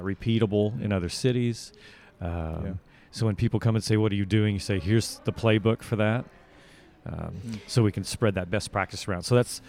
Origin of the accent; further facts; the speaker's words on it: Australia; accent: Australian; My Australian accent. That's about as good as it gets. I don't really practice accents. Since I already have one, I try to stick with that one.